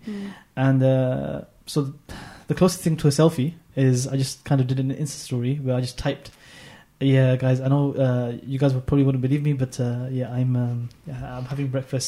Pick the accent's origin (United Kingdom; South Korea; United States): United Kingdom; London; I'm from London, of course